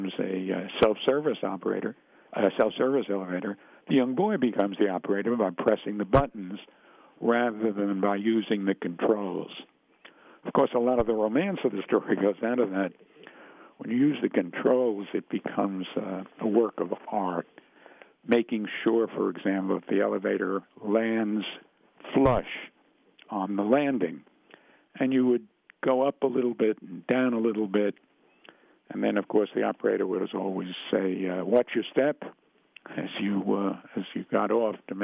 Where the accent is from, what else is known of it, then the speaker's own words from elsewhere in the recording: New York City, New York, United States; I grew up in the Bronx. I was in the West Bronx section, which is to say the concourse